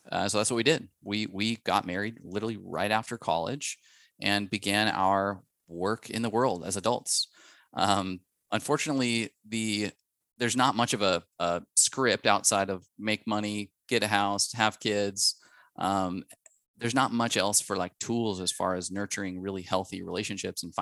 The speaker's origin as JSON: {"language": "English", "town": "Spokane", "region": "Washington", "country": "United States", "tie": "born or raised there", "said": "we are childhood sweethearts from Spokane, Washington"}